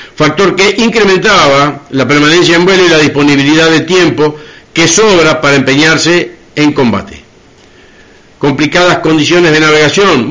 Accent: Argentina; como argentinos

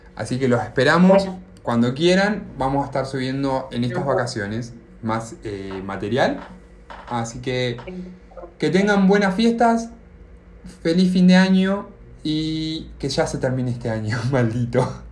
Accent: Argentina; moved away as an adult; now in United States; soy de Argentina

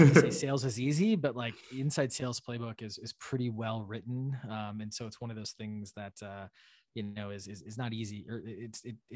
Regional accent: Wisconsin, United States; moved away as an adult; also born or lived in Washington, D.C.; now in Boston, United States; I grew up milking cows in Wisconsin.

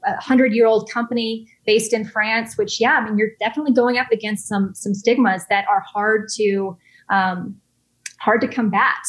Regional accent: Texas, United States; moved away as an adult; also born or lived in Los Angeles / New York; I'm from Texas originally

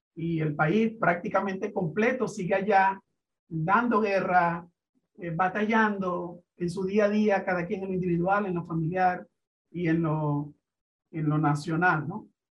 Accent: Venezuela; nuestro país, a Venezuela

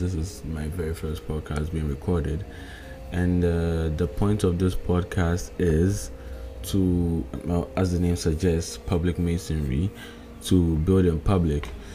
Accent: Ghana; I'm coming from, I'm in Ghana currently, I'm a Ghanaian.

